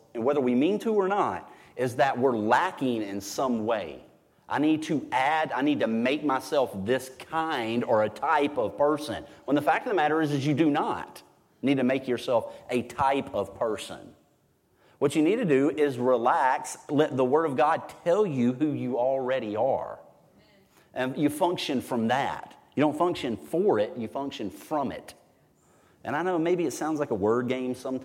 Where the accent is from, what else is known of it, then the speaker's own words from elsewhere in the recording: United States; I'm an American